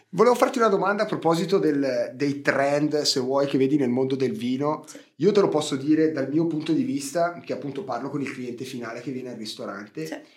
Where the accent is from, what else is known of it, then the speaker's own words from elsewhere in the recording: Ticino, Switzerland; io da svizzero